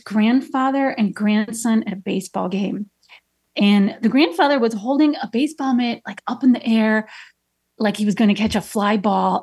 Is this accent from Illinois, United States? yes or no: yes; Chicago, Illinois, United States; I'm from Chicago. I grew up on the Southwest side